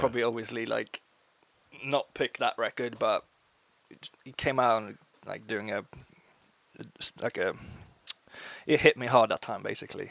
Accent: Uppsala, Uppsala County, Sweden; I flew down from my hometown Uppsala

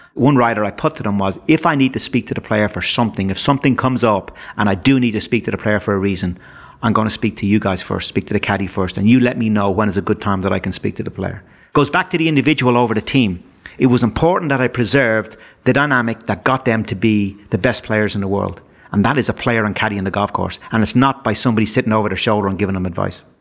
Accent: Dublin, Leinster, Ireland; my days growing up in Dublin

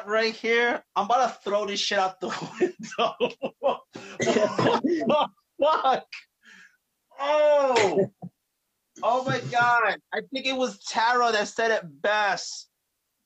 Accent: New York, United States; now in New Jersey, United States; I'm originally from New York, but I live in Jersey now

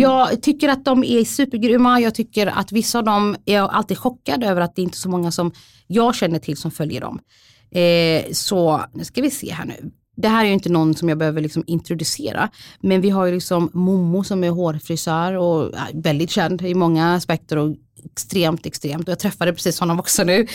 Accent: Sweden; jag är svensk för jag har bott här hela mitt liv

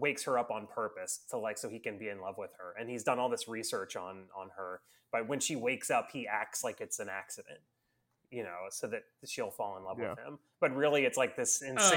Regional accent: Florida, United States; I grew up in Florida

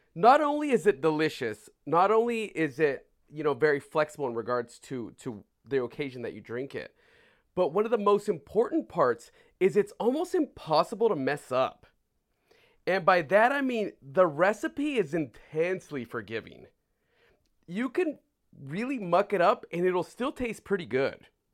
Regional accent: California, United States; moved away; also born or lived in San Francisco; me being from California, having lived in San Francisco

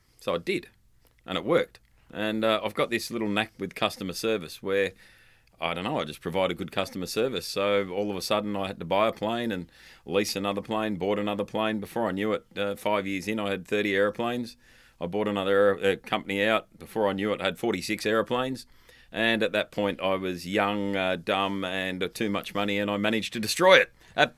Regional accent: London, United Kingdom; born there; I was born in London, and my mum travelled to and from London three times before I was a month old.

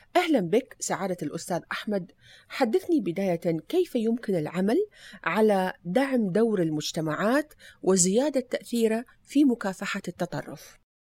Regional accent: Iraq; moved away; زرت بلدي العراق

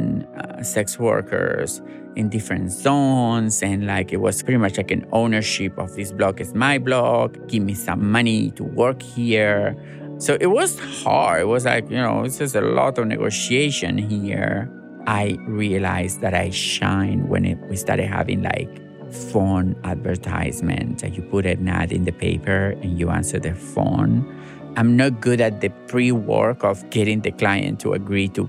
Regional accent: Gálvez, Santa Fe, Argentina; English is a second language; moved away as an adult; also born or lived in Rosario, Argentina; now in United States; when I moved from Galvez to Rosario, I found trans people and I realized that I'm trans

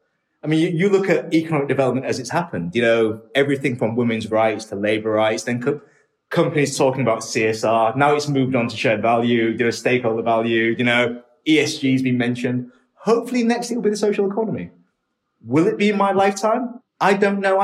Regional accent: Hull, Yorkshire and the Humber, United Kingdom; also born or lived in Shenzhen, China; I was born in England in a city called Hull. It's one of the poorer areas of the UK and was when I was growing up.

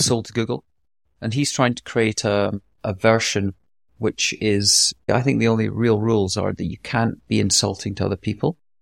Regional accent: Scotland, United Kingdom; accent: light Scottish; my light Scottish accent

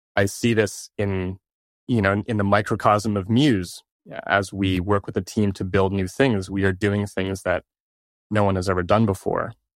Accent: Toronto, Ontario, Canada; I'm from Toronto

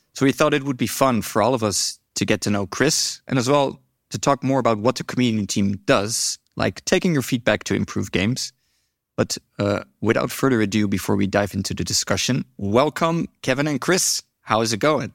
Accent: Netherlands; I'm from the Netherlands

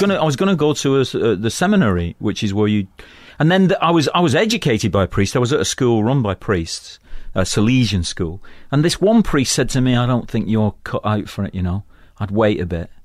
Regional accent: Manchester, North West England, United Kingdom; moved away; also born or lived in London; I come from Manchester, which is an industrial town in the northwest of England

